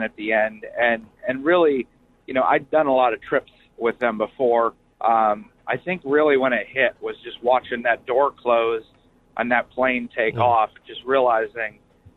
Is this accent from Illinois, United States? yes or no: no; Iowa, United States; I'm from Iowa.